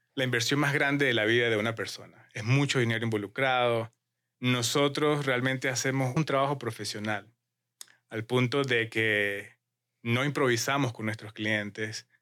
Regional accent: Mérida, Venezuela; now in Utah, United States; vengo de Mérida, Venezuela, donde es una ciudad de muchas montañas

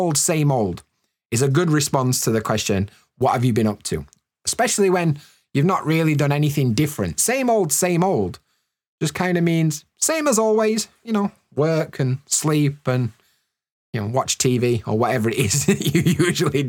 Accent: United Kingdom; in the north of the UK, we call it a brew.

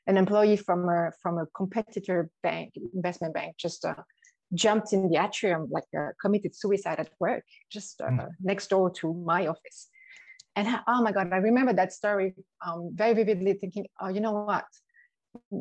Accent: Switzerland; accent: French; moved away; also born or lived in Sydney, Australia; I've got the Australian passport, as well as the Swiss, hence the French accent.

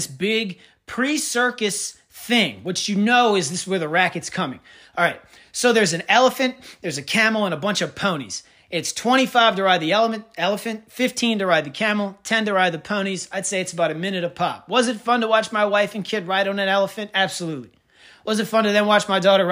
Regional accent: Kenner, Louisiana, United States; I'm from Kenner

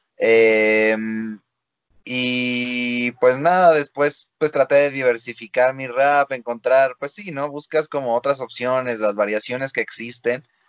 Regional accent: Mexico; yo soy un freestyler mexicano

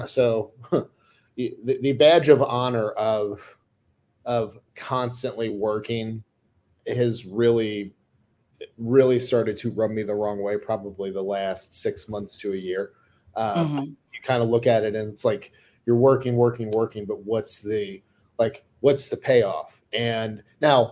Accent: United States

